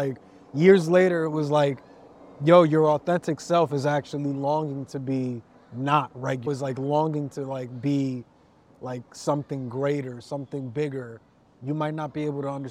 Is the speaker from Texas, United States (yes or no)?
no; New York City, New York, United States; also born or lived in Riverdale, New York; I grew up in the Heights.